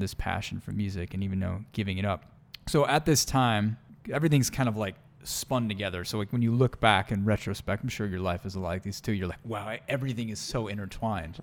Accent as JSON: {"language": "English", "area": "Long Island", "region": "New York", "country": "United States", "tie": "born or raised there", "moved": "yes", "said": "I am from the East Coast originally, Long Island, New York. born and raised."}